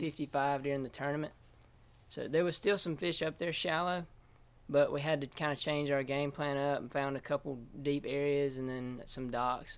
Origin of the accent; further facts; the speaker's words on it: Wilsonville, Alabama, United States; I grew up in Wilsonville, Alabama